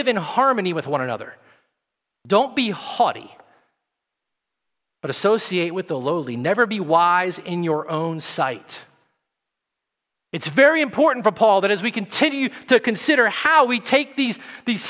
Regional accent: the South, Tennessee, United States; moved away; I come from the South

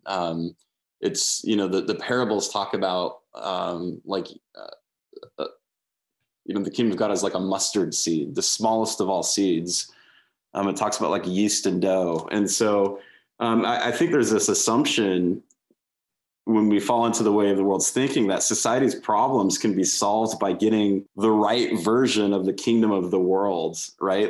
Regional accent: United States; I love being an American

